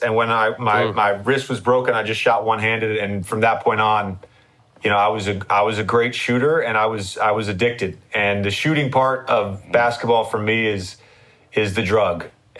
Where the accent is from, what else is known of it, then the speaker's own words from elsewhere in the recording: Virginia, United States; like UVA, and I was from Virginia, so UVA was on me hard